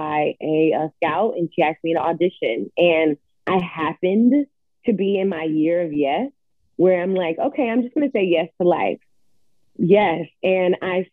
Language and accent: English; Atlanta, Georgia, United States; moved away as an adult; also born or lived in New York; now in Los Angeles, United States; I grew up in Atlanta, Georgia